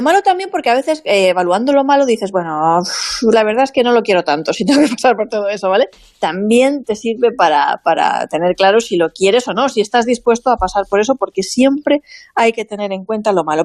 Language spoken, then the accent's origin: Spanish; Vinalopó, Valencian Community, Spain; en mi pueblo